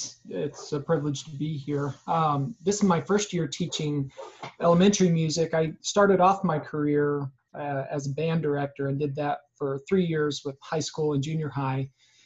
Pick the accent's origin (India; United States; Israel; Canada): United States; Oklahoma; also born or lived in Seattle; I'm originally from Oklahoma.